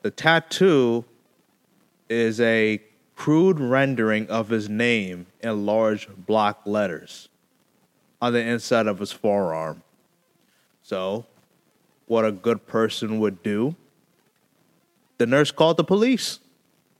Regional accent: Connecticut, United States; in my home state in Connecticut

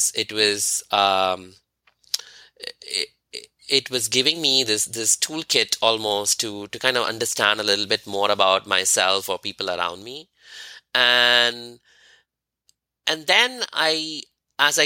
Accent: India; moved away as an adult; As an Indian who is Hindu

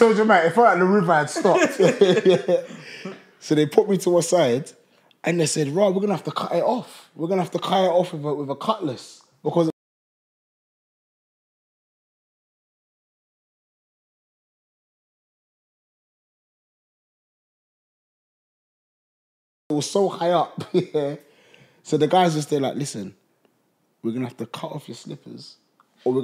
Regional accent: United Kingdom; I'm actually a British boy

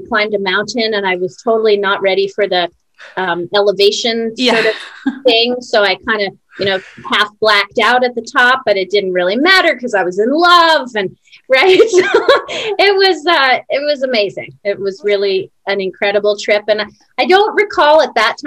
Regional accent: New York City, New York, United States; moved away as an adult; also born or lived in Buenos Aires, Argentina; now in Vernon; I grew up in Washington Heights, which is sort of the northern tip of Manhattan bordering the Bronx

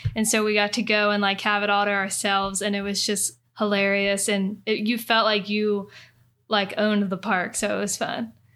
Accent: near Kings Island, Ohio, United States; I grew up near Kings Island

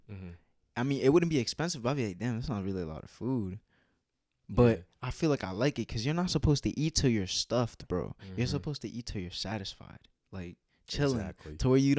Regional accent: Dallas, Texas, United States; also born or lived in Massachusetts; Well, I was born in Mass, uh-huh. but I was raised in Dallas and Mesquite, so I say I'm from there.

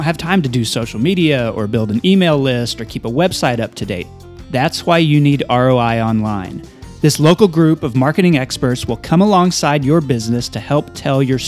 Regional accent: Amarillo, Texas, United States; born or raised there

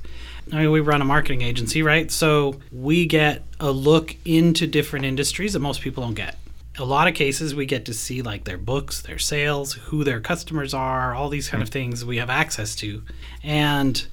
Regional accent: Canada; now in Hillsboro, United States; I'm from Canada

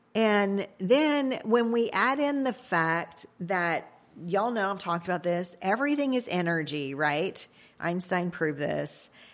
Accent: Cajun, Louisiana, United States; I'm Cajun

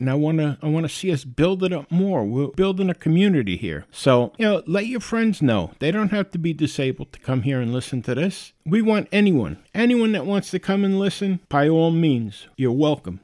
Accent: New York City, New York, United States; accent: New York; I was born and raised in the Bronx. I realize I do have a New York accent.

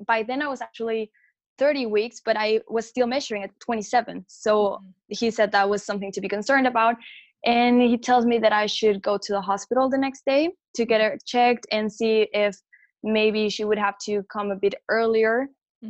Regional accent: Mexico; moved away as an adult; I'm actually from Mexico, so my whole family was back home, and I was living alone in a foreign country

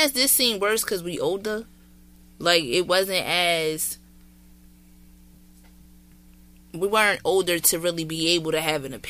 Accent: Jersey City, New Jersey, United States; From Jersey City. How the hell I sound like I'm from New York?

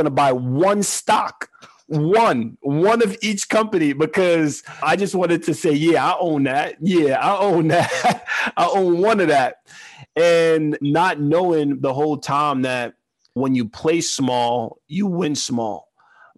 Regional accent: New York City, New York, United States; growing up in Queens, here's what my parents taught me

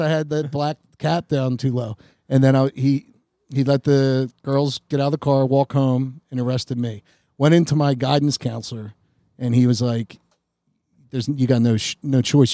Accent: Collingdale, Pennsylvania, United States; Growing up in Collingdale was really cool

